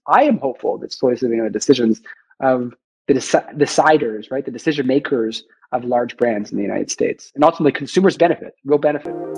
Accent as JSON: {"language": "English", "town": "Vancouver", "region": "British Columbia", "country": "Canada", "tie": "born or raised there", "also_born_or_lived": "Montreal / Toronto", "moved": "yes", "said": "I'm a Canadian. I grew up in Vancouver, went to McGill"}